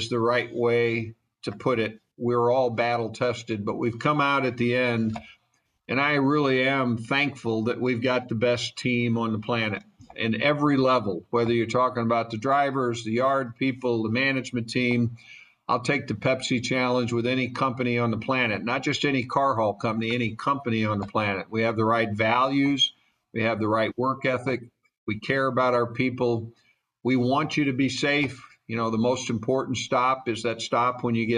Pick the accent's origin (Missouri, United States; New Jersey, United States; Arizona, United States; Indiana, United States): Missouri, United States; St. Louis; now in Atlanta, United States; I was raised in St. Louis